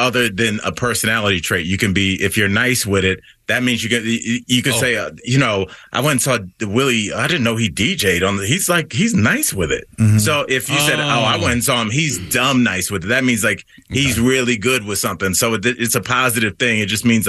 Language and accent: English; Ohio, United States; accent: Ohio; my Ohio accent